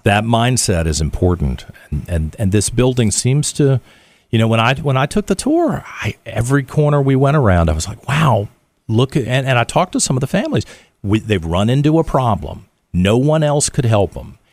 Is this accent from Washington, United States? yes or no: no; Richmond, Virginia, United States; It's my hometown